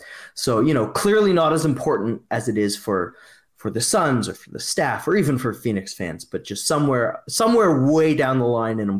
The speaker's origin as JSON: {"language": "English", "region": "Nova Scotia", "country": "Canada", "said": "I'm from Nova Scotia."}